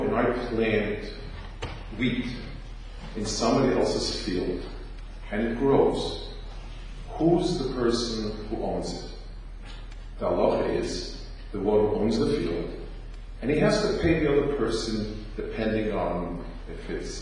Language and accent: English; New York, United States; as a New Yorker